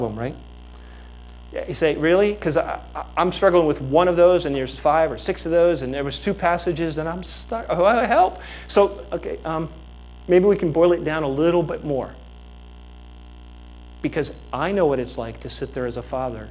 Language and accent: English; Fort Lauderdale, Florida, United States; I grew up in Fort Lauderdale.